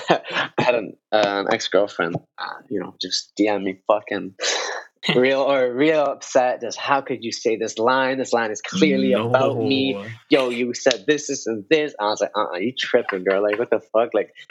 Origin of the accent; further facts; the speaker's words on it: Colombia; now in Canada; oh, I'm from Colombia, you know, but I live in Canada.